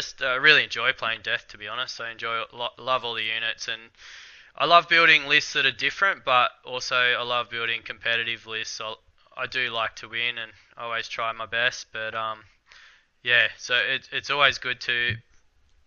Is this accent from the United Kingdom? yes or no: no; Albury, New South Wales, Australia; now in Dubbo, Australia; I'm from Albury, actually.